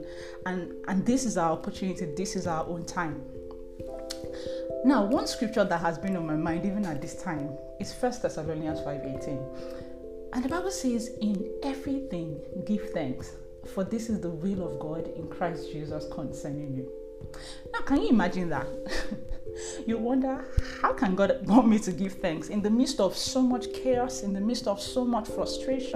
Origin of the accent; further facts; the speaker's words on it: Nigeria; I'm first Nigerian